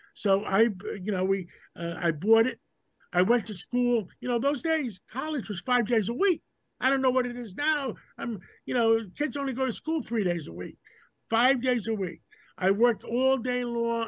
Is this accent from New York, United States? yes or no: yes; New York City, New York, United States; my father brought me to America. I was six months old after World War II. we grew up in Harlem.